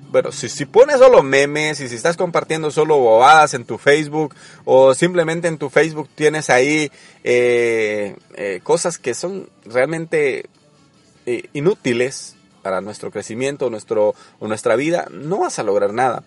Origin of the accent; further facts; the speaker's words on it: El Salvador; yo soy salvadoreño